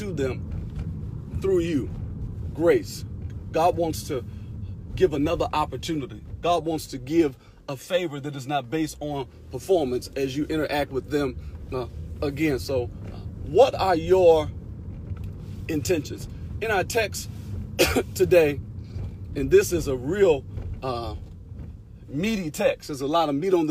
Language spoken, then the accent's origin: English; Detroit, Michigan, United States; I'm from Detroit